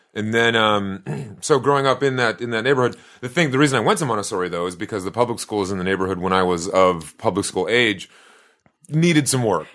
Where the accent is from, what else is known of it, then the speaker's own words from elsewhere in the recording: Boston, Massachusetts, United States; I grew up in the South End of Boston